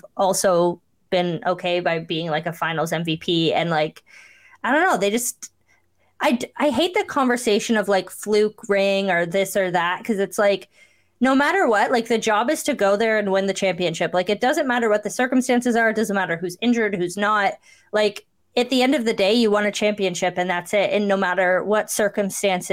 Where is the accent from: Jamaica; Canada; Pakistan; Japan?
Canada; Cambridge, Ontario; I'm from Cambridge, but I pretend that I'm from Kitchener because no one wants to be from Cambridge.